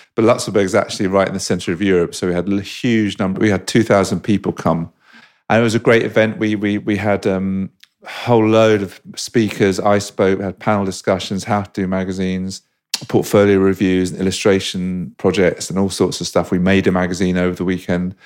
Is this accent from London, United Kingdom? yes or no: yes; London, United Kingdom; I grew up in Fulham in West London